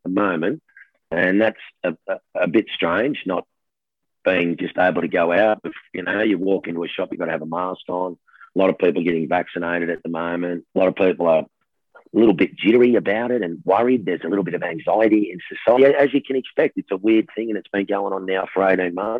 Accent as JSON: {"language": "English", "region": "New South Wales", "country": "Australia", "said": "I'm from New South Wales"}